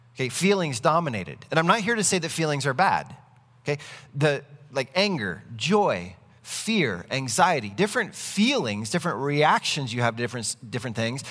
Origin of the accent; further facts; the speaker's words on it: United States; I am an American citizen